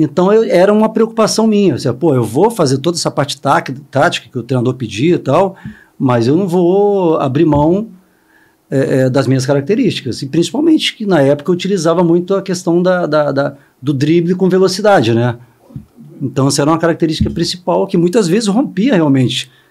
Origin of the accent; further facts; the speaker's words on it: Vila Velha, Espírito Santo, Brazil; moved away; eu sou capixaba de Vila Velha, né? Então, é, é, eu comecei com 10, 11 anos no time do meu pai